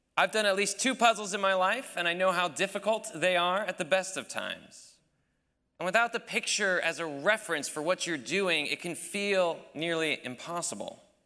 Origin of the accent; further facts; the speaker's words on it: United States; as an American